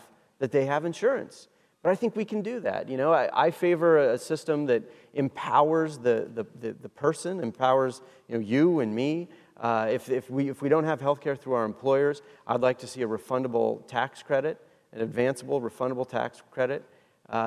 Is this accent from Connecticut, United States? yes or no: no; Washington, United States; moved away; I was raised in Washington State where we grow apples and berries